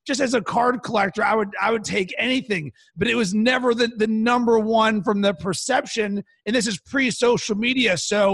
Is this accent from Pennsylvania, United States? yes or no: yes; Pittsburgh, Pennsylvania, United States; now in Chicago, United States; growing up in Pittsburgh